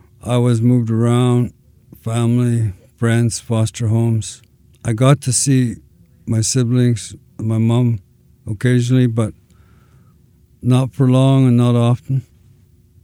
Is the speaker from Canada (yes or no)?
yes; Fort St. James, British Columbia, Canada; I'm from Fort St. James. Our res there is Nakasli. I live 5 kilometers north of Fort